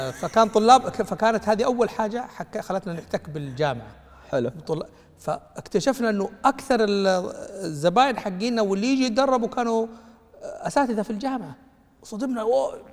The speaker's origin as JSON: {"language": "Arabic", "town": "Mecca", "region": "Makkah Province", "country": "Saudi Arabia", "tie": "born or raised there", "said": "انا مولود في مكه يعني تمام مدينه رواد الاعمال"}